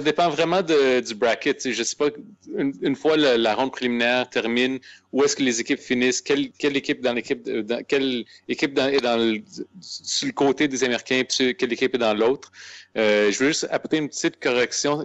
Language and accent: French; Aylmer, Quebec, Canada; on vient d'Elmer